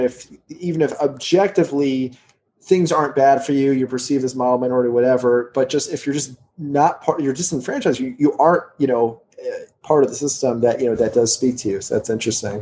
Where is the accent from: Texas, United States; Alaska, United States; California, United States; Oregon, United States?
Texas, United States; Houston; moved away; also born or lived in New Jersey; I grew up in Houston